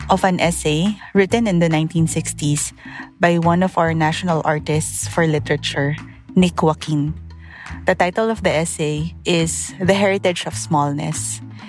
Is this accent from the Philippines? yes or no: yes; Philippines; I'm from the Philippines.